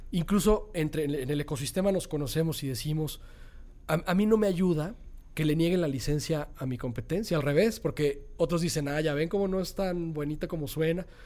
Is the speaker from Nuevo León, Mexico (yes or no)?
yes; Monterrey, Nuevo León, Mexico; me gusta la bodeguita y está en Monterrey, en mi